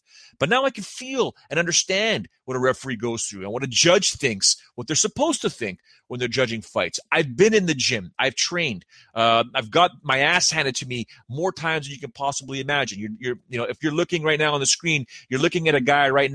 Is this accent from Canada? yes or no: yes; Canada; I'm Canadian.